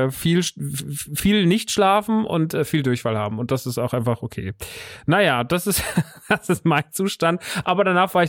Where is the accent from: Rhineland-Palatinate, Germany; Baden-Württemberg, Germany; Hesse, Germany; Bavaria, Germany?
Hesse, Germany; Rodgau; Das Geschäft ist in meiner alten Heimat Rottgau